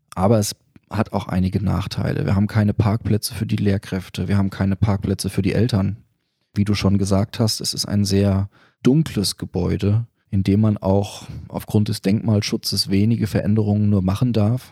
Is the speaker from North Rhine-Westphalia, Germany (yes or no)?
no; Bad Nauheim, Hesse, Germany; also born or lived in United States / Netherlands / Mecklenburg-Western Pomerania; now in Friedberg, Germany; ich bin gebürtiger Bad Nauheimer, mhm. bin dort geboren